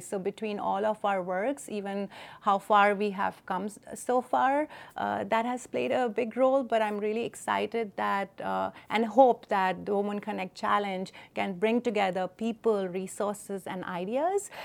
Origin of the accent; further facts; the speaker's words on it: New Delhi, Delhi, India; moved away; I grew up in New Delhi